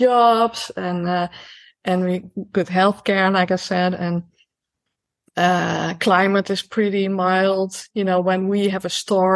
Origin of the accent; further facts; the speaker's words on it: Netherlands; also born or lived in Amsterdam; I grew up in the Bible Belt. So we have a Bible Belt here as well, just like in the US. It's just smaller, you know, it runs through, Holland